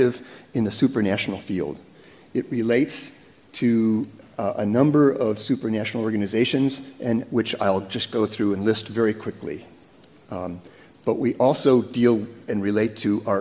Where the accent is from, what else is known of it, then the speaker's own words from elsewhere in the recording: United States; being an American